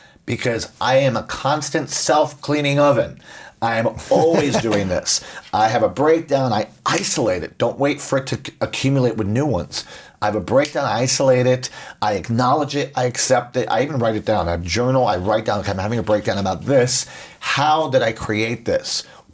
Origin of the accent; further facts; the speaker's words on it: Puerto Rico; I grew up in Puerto Rico